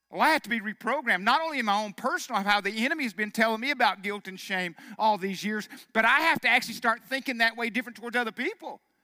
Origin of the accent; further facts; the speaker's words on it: Arkansas, United States; I'm from Arkansas. Of course, I, everybody believes in God there